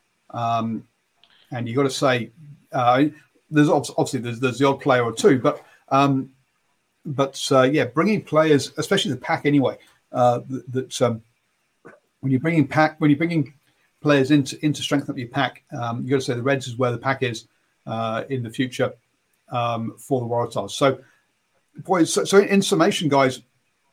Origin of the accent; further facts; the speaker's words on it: England, United Kingdom; as an Englishman